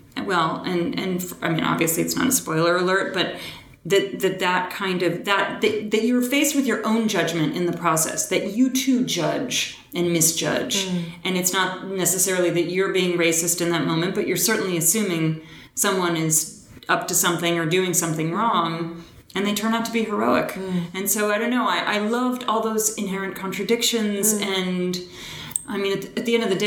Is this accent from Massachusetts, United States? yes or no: yes; Boston, Massachusetts, United States; I was raised in Boston, but my entire family on both sides was Southern in root